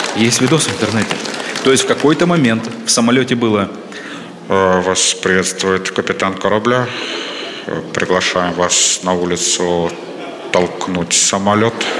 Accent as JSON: {"language": "Russian", "region": "Siberia", "country": "Russia", "said": "я сибиряк"}